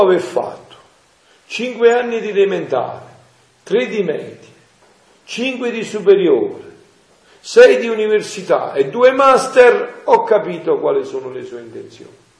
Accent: Montefusco, Campania, Italy; nel mio paese, a Montefusco, un paese di montagna

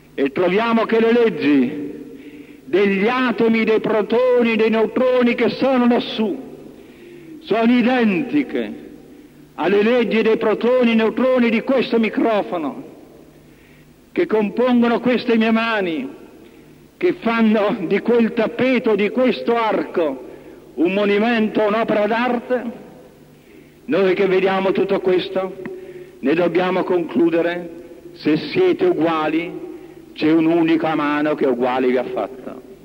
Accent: Italy

